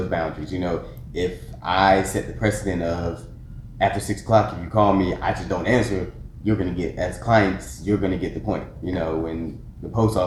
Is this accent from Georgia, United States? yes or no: yes; Atlanta, Georgia, United States; Atlanta native, born and raised in Stonecrest, Lithonia, Decatur area